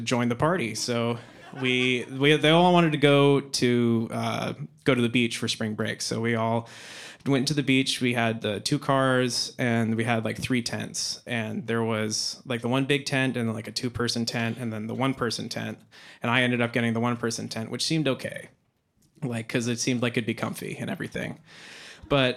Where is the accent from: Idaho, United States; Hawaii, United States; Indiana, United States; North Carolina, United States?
Idaho, United States; Boise; moved away; growing up in Boise, Idaho, those were where I did most of my elementary school